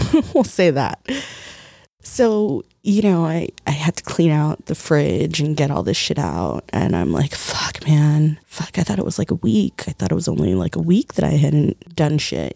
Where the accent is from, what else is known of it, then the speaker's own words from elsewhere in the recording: United States; ourselves as Americans